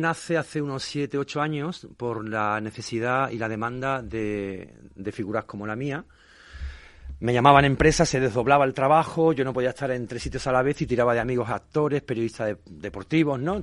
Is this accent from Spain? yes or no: yes; Chiclana de la Frontera, Andalusia, Spain; moved away as an adult; now in Madrid, Spain; en mi pueblo, en Chiclana de la Frontera